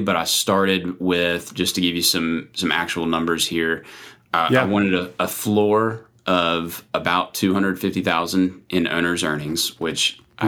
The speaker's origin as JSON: {"language": "English", "region": "South Carolina", "country": "United States", "tie": "born or raised there", "moved": "as an adult", "lives_now": "Virginia, United States", "said": "I grew up in South Carolina"}